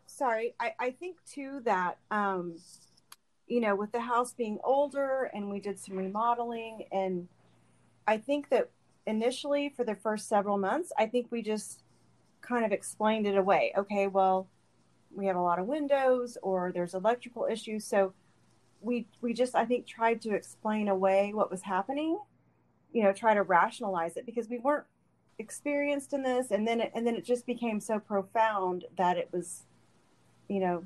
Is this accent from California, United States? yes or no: no; Bixby, Oklahoma, United States; i am a native oklahoman i grew up in bixby